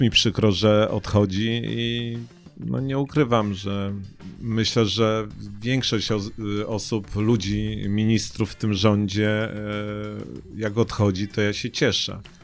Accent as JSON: {"language": "Polish", "town": "Poznań", "region": "Greater Poland", "country": "Poland", "said": "jestem poznaniakiem"}